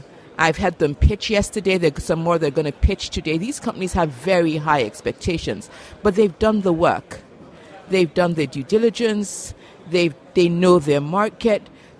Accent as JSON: {"language": "English", "country": "Nigeria", "said": "So I'm Nigerian and I work in the Nigerian market."}